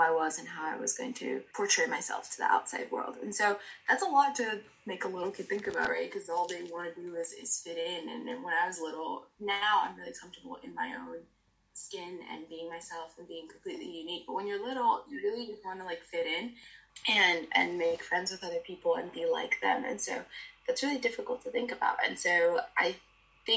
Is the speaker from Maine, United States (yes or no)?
no; Miami, Florida, United States; I'm from Miami